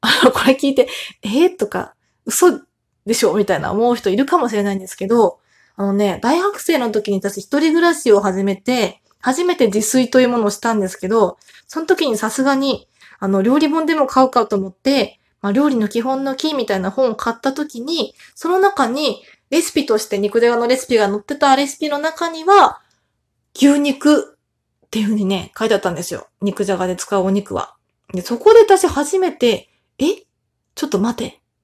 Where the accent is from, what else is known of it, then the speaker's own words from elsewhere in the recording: Tohoku, Japan; 私東北出身なので